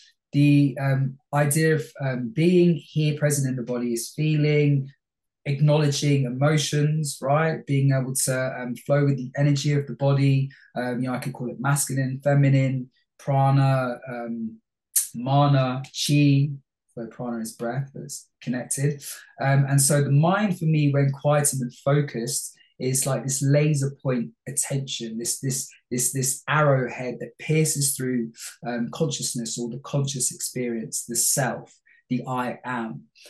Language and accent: English; Bangladesh; moved away; also born or lived in London, United Kingdom; I was born in London, in Hammersmith. {S4} Yeah. {S5} Lived in Olympia, which is in West London, for the first 2 years, and then moved to Bangladesh.